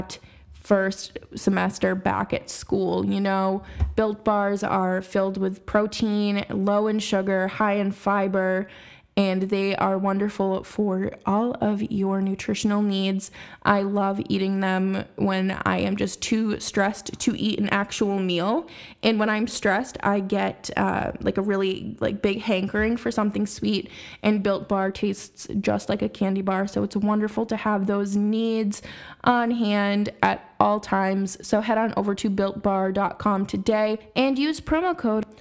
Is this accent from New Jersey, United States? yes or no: no; Boston, Massachusetts, United States; my hometown team